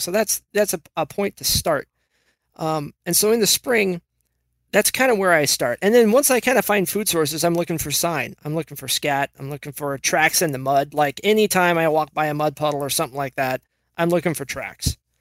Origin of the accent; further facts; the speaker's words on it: Washington, United States; I was born and raised in Washington